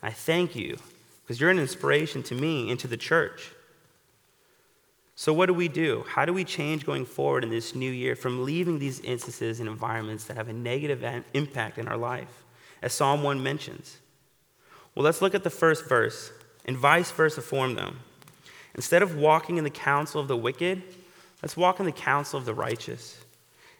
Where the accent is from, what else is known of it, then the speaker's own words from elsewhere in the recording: Florida, United States; moved away; my home state of Florida